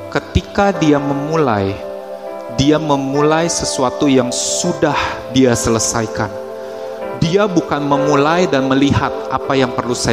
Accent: Indonesia; born there; Tapi dia memilih memilih saya untuk lahir di Indonesia such timing, such economic situation, such political situation, such friends and families.

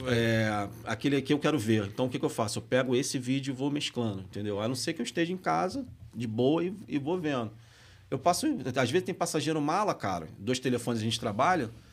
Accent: Rio de Janeiro, Brazil; accent: carioca; moved away as an adult; also born or lived in Minas Gerais; now in São Paulo, Brazil; Eu cresci perto do Maracanã, eu cresci rodeando ali, eu cresci no, no, na, no Andaraí, morei na Tijuca durante muito tempo

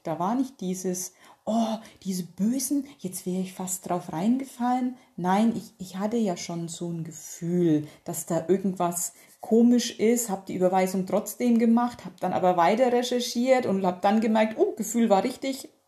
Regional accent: North Rhine-Westphalia, Germany; bei uns in Nordrhein-Westfalen

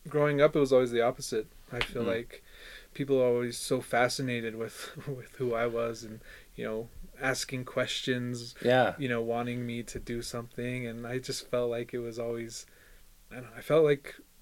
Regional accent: Four Corners, United States; we have the largest reservation, bigger than a lot of states

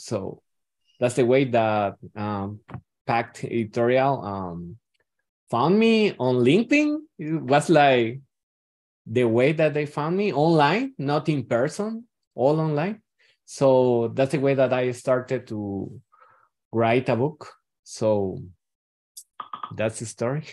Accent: Guatemala; I am from Guatemala

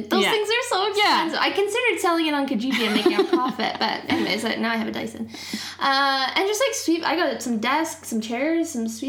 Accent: Canada; also born or lived in Calgary; we're super into being Canadian and mm-hmm. we live in Calgary, which is a great city

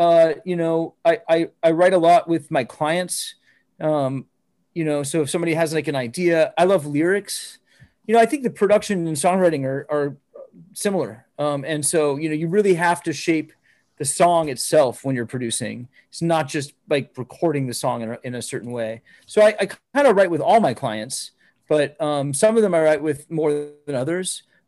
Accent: Phoenix, Arizona, United States; I'm from Phoenix, Arizona.

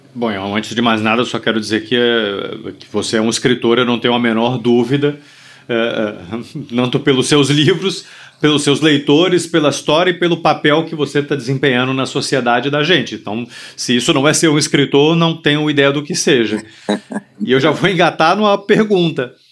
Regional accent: Brazil; nossa identidade né? como brasileiro

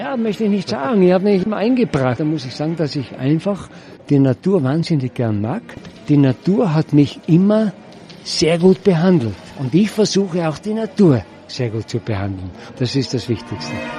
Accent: Zillertal, Tyrol, Austria; Ich bin froh, dass ich im Zillertal geboren bin, dass ich hier aufwachsen durfte

